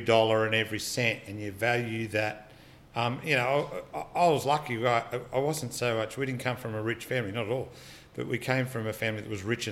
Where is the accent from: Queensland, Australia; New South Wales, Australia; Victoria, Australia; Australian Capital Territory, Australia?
New South Wales, Australia; Dundas Valley; now in Wollongong, Australia; growing up in Dundas Valley and Dundas